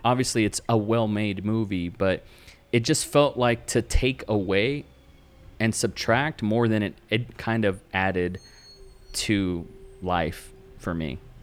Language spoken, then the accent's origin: English; Texas, United States; I'm from Texas